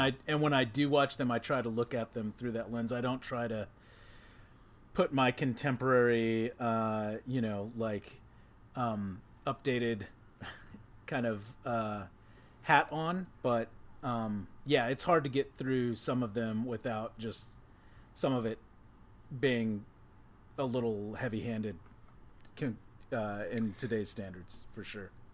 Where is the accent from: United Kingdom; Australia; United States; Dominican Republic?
United States; Texas; that's how we did it growing up in Texas